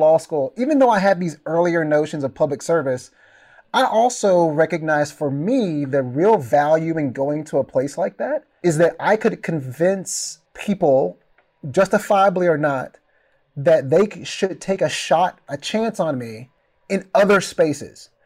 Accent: Mount Pleasant, Texas, United States; moved away as an adult; also born or lived in Kansas City, Missouri; my hometown of Mount Pleasant

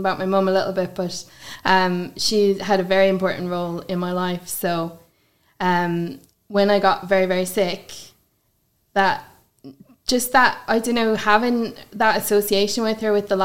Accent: Galway, Connacht, Ireland; also born or lived in Headford; I've lived in Galway my whole life, born and raised there.

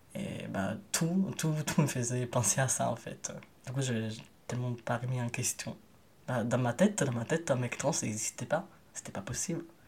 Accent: Italy; now in France; je suis un migrant italien

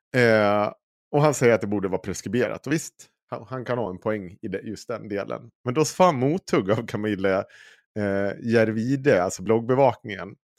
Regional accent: Dalarna County, Sweden; jag är från Dalarna

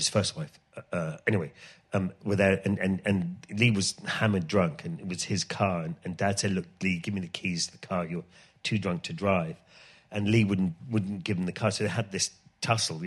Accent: Ireland; moved away; it was funny growing up in Ireland because we grew up in the middle of the countryside in Ireland

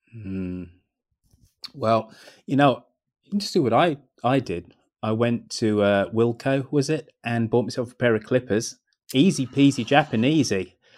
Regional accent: Birmingham, West Midlands, United Kingdom; invented in my hometown

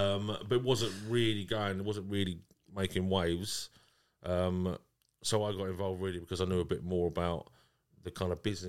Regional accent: Southend-on-Sea, East of England, United Kingdom; we're from Southend-on-Sea

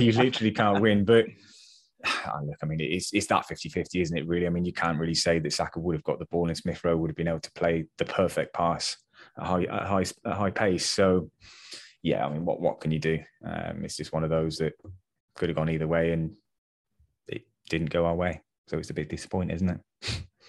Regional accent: England, United Kingdom; I know we're English

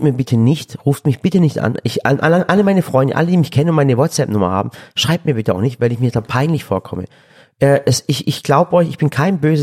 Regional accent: Germany; ich sehe mich doch auch als Deutscher. Ich bin hier auch geboren.

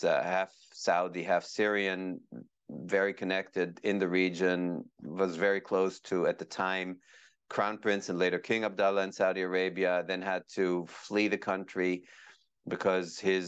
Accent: Israel; born there; also born or lived in Kenya; I was born in Israel. I had a lot. I then lived in Kenya as a little boy. My dad was a diplomat, and then back in the Middle East

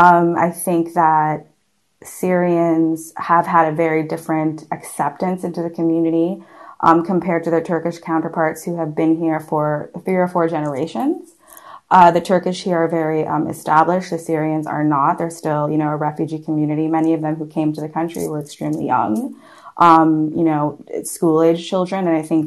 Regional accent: Canada; now in Berlin, Germany; And to just touch upon your question on how I feel as a Canadian in Berlin, it's been a little bizarre.

